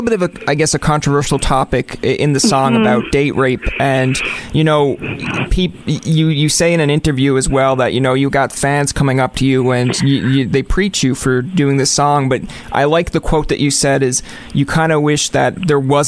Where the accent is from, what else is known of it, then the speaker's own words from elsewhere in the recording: Ottawa, Ontario, Canada; Growing up in Ottawa, actually, I went into the Algonquin radio broadcast